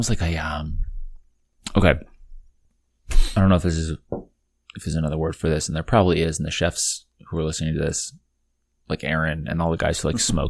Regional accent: Midwest, United States; as a Midwesterner

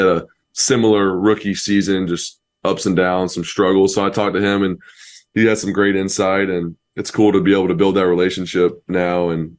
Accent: Knoxville, Tennessee, United States; born there; My family is huge Tennessee fans. I was born in Knoxville

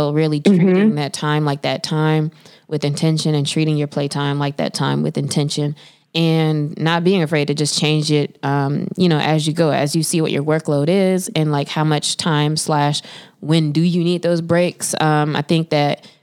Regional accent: the South, United States; I'm from the South

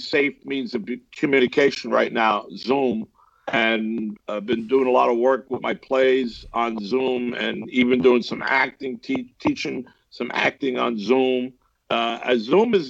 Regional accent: New Rochelle, New York, United States; moved away as an adult; also born or lived in Port Chester, New York / Bronx, New York; I was born in Portchester, grew up in New Rochelle, and then I moved to the Bronx

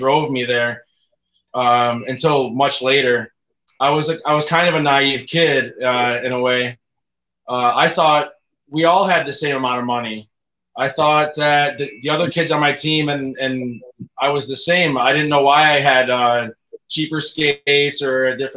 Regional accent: Buffalo, New York, United States; moved away as an adult; also born or lived in Ecuador; now in Ushuaia, Argentina; I moved from Buffalo to college

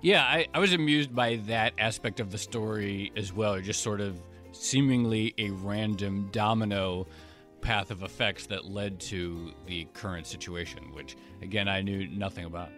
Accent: Detroit, Michigan, United States; I was born in Detroit

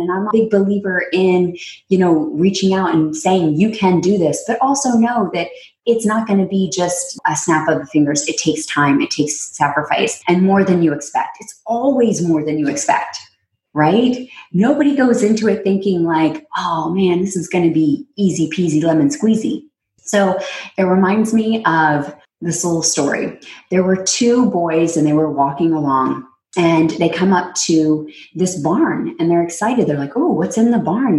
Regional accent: Texas, United States; also born or lived in New York; now in California, United States; Texas when I grew up

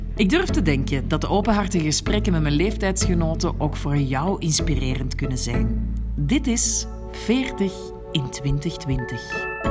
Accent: Antwerp, Flanders, Belgium; moved away as an adult; also born or lived in Brussels; now in Marrakesh, Morocco; Ik werd geboren op 7 april 1980 in Merksem.

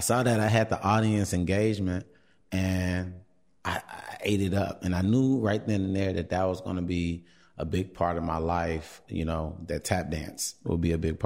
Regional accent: Chicago, Illinois, United States; I am from Chicago, born and raised, South Side, still on the South Side, in the Beverly area

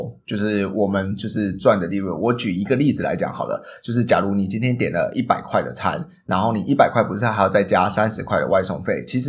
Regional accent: Tainan, Taiwan; now in Singapore; 我是台南人

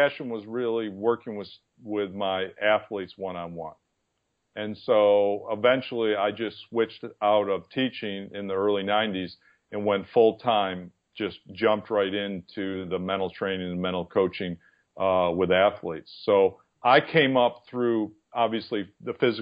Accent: East Aurora, New York, United States; moved away; my hometown, which was East Aurora, New York

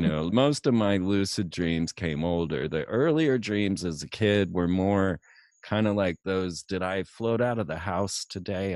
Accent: Orlando, Florida, United States; Orlando, Florida.

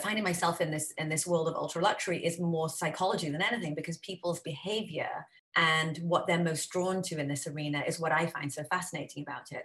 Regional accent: Wales, United Kingdom; moved away as an adult; now in United States; I grew up in Wales I didn't go to college.

